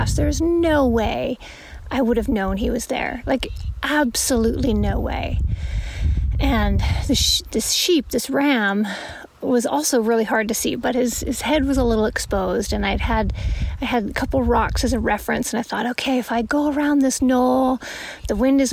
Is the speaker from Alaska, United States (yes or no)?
yes; Alaska, United States; my home state of Alaska